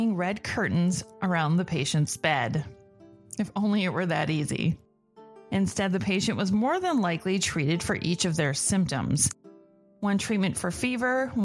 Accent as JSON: {"language": "English", "country": "United States", "said": "I'm American."}